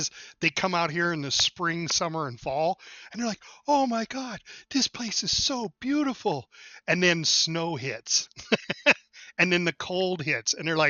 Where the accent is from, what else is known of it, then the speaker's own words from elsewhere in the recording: Montana, United States; I grew up here